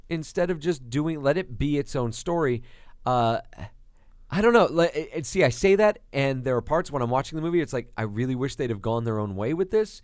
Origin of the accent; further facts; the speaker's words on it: New York, United States; moved away; being a kid growing up in New York